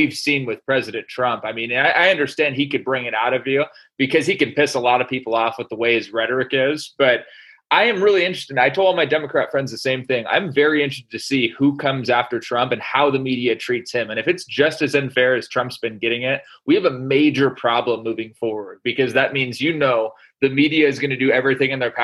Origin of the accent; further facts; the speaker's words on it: Portland, Oregon, United States; I was born in Portland, Oregon.